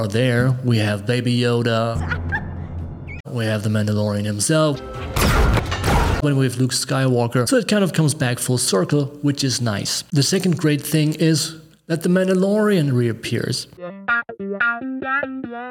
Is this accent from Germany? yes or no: yes; Germany; Growing up in Germany during the 1980s